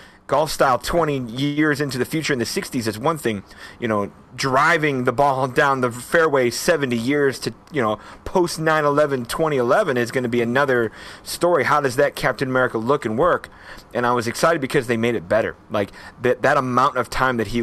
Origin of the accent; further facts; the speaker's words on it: Midwest, United States; as an American Midwesterner, you know, it's kind of that true blue Midwestern values